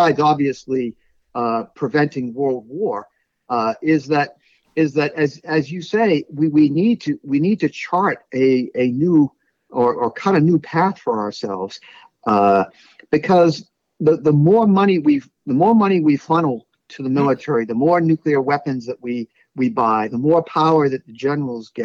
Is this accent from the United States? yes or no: yes; Brockton, Massachusetts, United States; I come from Brockton, Massachusetts